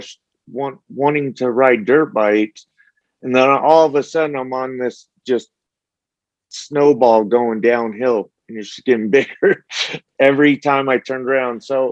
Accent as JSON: {"language": "English", "town": "St. George", "region": "Utah", "country": "United States", "tie": "born or raised there", "also_born_or_lived": "Las Vegas, Nevada", "said": "even though I grew up in Las Vegas and St. George, the bulk of my life, you know, you move to St. George, it's a small little town."}